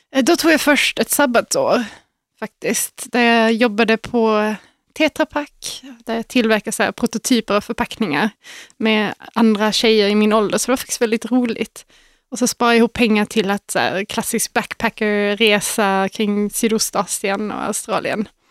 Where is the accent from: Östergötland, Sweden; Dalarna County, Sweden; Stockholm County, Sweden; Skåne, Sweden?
Skåne, Sweden; Malmö; moved away; I Malmö